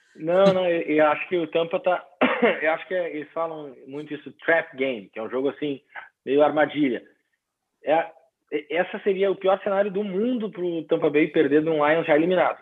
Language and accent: Portuguese; Porto Alegre, Rio Grande do Sul, Brazil; moved away; tô aqui em, em Porto Alegre, minha terra natal aqui para essa final de ano